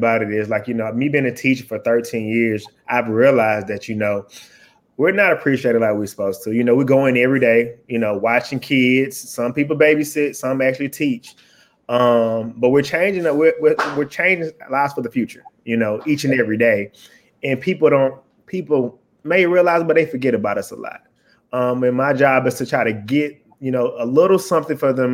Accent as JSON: {"language": "English", "town": "Atlanta", "region": "Georgia", "country": "United States", "said": "I'm from Atlanta, Georgia."}